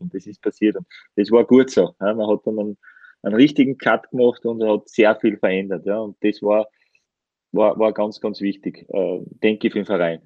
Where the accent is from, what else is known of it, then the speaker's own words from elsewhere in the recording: Styria, Austria; ich bin ja äh, Steirer